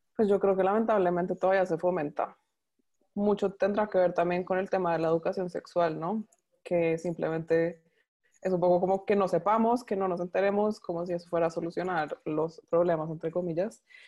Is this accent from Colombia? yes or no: yes; Colombia; moved away as an adult; now in Panama; Soy colombiana, pero vivo en Panamá hace ya seis años